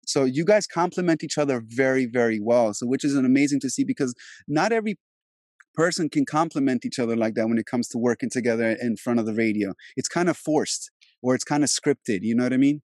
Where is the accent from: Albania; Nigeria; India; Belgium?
Albania; moved away; also born or lived in DMV area, Virginia / New York; I'm originally from Europe, I'm Albanian